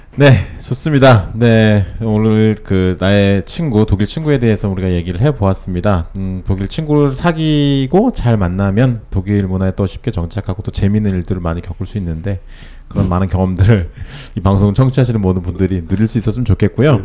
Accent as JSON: {"language": "Korean", "country": "South Korea", "also_born_or_lived": "Germany", "said": "저는 한국 사람이고"}